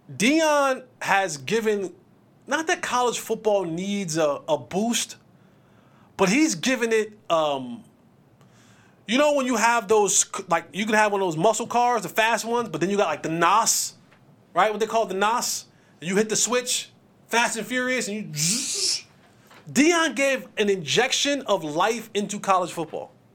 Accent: Roselle, New Jersey, United States; It's actually New Jersey. My hometown. Shout out to Jersey. What's up, Jersey? Roselle

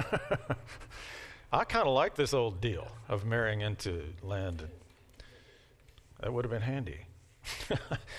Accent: Kentucky, United States; I'm from Kentucky.

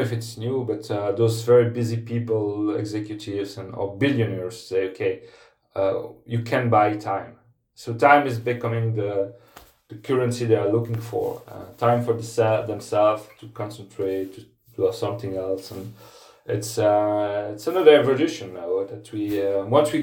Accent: Namur, Wallonia, Belgium; I live in a small town called Namur. It's about 60 kilometers in the south of Brussels. And this is my hometown

